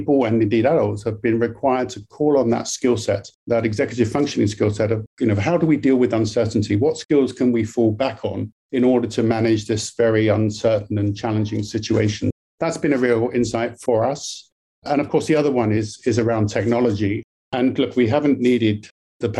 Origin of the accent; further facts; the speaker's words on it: United Kingdom; now in British Columbia, Canada; I'm obviously from the UK, you can tell from my accent originally